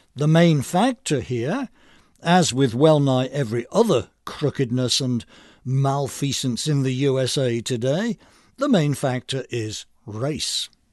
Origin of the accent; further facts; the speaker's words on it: England, United Kingdom; now in United States; like me, was born in England. An anti-immigration immigrant